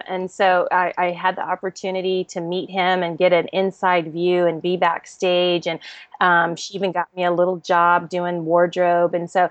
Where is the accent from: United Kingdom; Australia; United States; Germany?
Germany; I was born and raised in Germany. My father was a military officer, an army officer. And so I grew up most of my life in Europe.